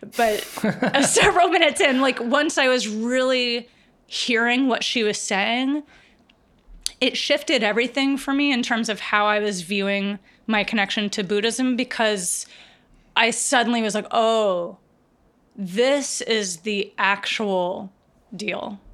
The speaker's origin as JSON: {"language": "English", "region": "rural Virginia", "country": "United States", "tie": "born or raised there", "said": "I grew up in rural Virginia."}